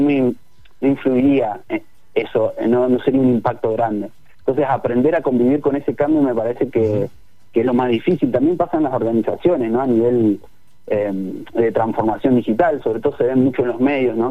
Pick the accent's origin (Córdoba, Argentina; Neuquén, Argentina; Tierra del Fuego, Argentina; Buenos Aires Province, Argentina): Neuquén, Argentina; yo soy de Neuquén